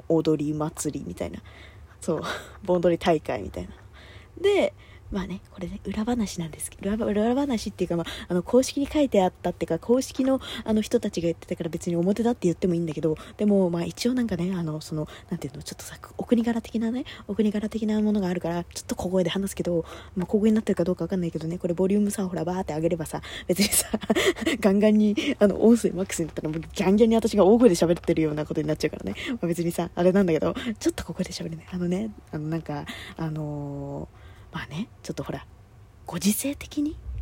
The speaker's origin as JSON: {"language": "Japanese", "region": "Kanagawa", "country": "Japan", "said": "私神奈川県民でさ"}